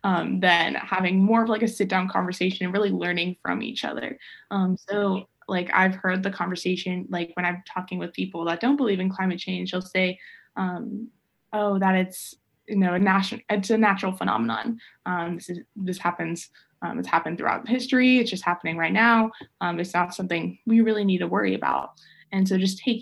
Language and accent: English; Georgia, United States; especially growing up in Georgia